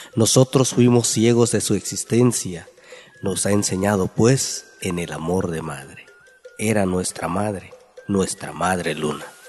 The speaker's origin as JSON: {"language": "Spanish", "town": "San Mateo del Mar", "region": "Oaxaca", "country": "Mexico", "tie": "born or raised there", "first_language": "Ombeayiüts (Huave)", "second_language": "Spanish", "said": "soy originario de San Mateo del Mar, hablante del Ombiayetz"}